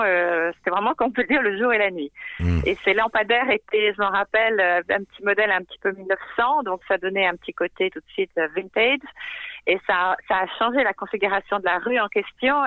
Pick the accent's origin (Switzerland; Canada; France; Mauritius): France; moved away as an adult; also born or lived in Brooklyn, New York; now in New York, United States; nous, en tant que Français